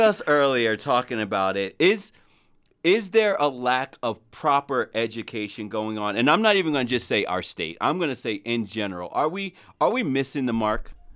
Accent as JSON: {"language": "English", "region": "New Jersey", "country": "United States", "said": "I'm not from the islands, I'm from Jersey"}